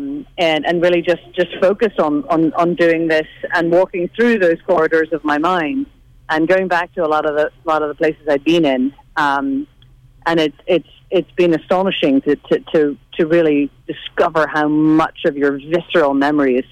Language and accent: English; Northern Ireland, United Kingdom; growing up in the Troubles in Northern Ireland